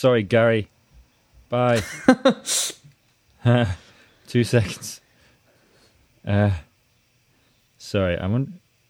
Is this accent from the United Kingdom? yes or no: yes; United Kingdom; accent: Northern English / Scottish; Well, my accent is I've got a Northern English accent / Scottish accent.